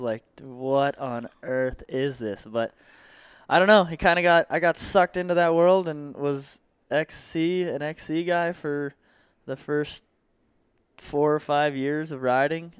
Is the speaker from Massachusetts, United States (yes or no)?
no; Santa Clarita, California, United States; born and raised in Santa Clarita